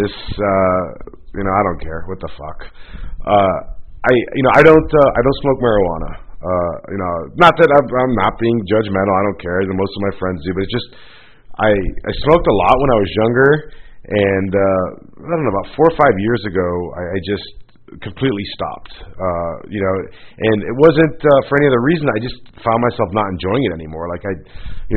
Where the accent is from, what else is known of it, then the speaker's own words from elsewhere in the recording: Florida, United States; moved away; I grew up in Florida